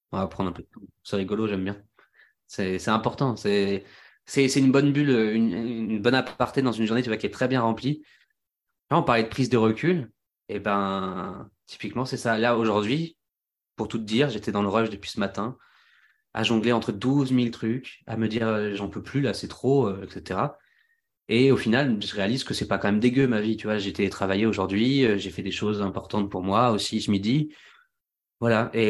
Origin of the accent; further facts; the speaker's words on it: Centre-Val de Loire, France; J'ai jamais été posé aussi longtemps. à part quand j'étais petit en Touraine, quoi.